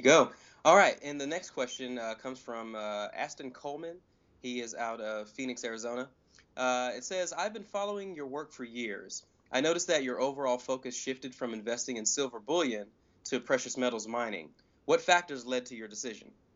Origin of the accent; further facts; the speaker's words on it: Nuremberg, Bavaria, Germany; now in United States; I was born in Nuremberg, Germany